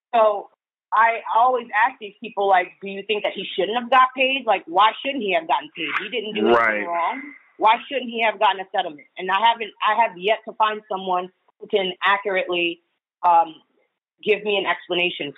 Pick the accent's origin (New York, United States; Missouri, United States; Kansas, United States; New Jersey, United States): New York, United States; I'm a New Yorker